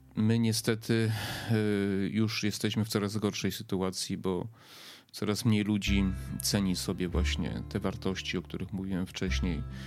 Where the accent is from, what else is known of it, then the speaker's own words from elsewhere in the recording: Poland; ja się urodziłem w czasach PRL-u